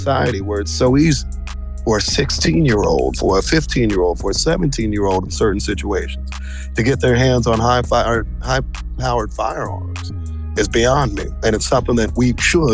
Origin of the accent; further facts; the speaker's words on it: Kansas City, Missouri, United States; growing up in Kansas City